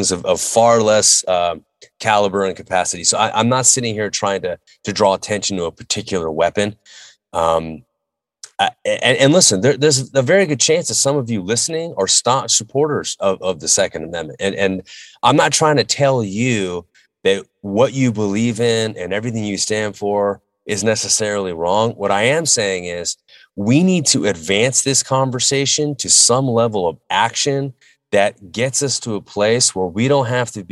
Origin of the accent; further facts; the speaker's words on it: United States; as an American